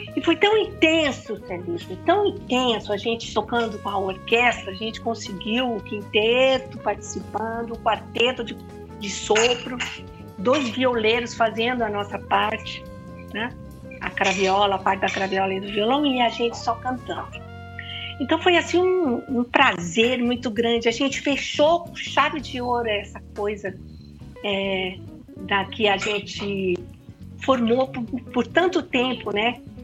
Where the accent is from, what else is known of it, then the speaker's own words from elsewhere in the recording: Campo Grande, Mato Grosso do Sul, Brazil; moved away as an adult; now in São Paulo, Brazil; Campo Grande, a minha cidade natal.